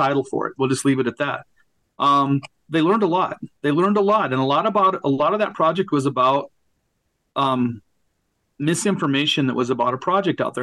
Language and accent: English; Sidney, Montana, United States; moved away as an adult; now in North Dakota, United States; I was in my hometown this last weekend in Sydney, Montana